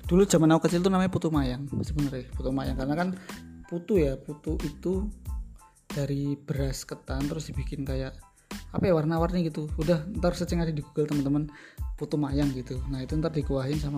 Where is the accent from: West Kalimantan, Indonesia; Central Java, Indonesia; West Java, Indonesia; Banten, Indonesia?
Central Java, Indonesia; Surakarta; sebagai orang {S0} Solo tempat yang harus dikunjungi pertama kalau sate ke Pak Manto